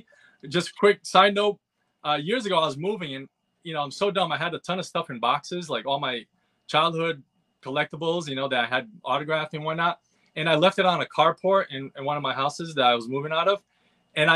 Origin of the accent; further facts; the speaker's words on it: Pawtucket, Rhode Island, United States; I grew up near Pawtucket, Rhode Island